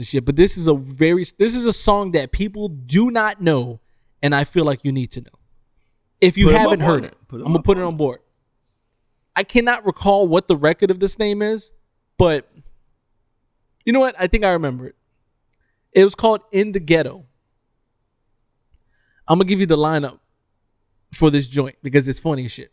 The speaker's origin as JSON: {"language": "English", "town": "Detroit", "region": "Michigan", "country": "United States", "tie": "born or raised there", "said": "Growing up in Detroit"}